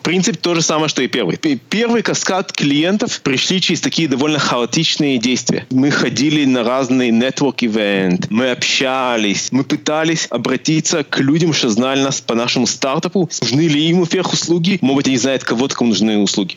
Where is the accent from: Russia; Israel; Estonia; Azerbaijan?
Israel; also born or lived in Moldova; я родился в Молдавии, поэтому я владею русским языком. Э, моя семья эмигрировала в Израиль в 91 году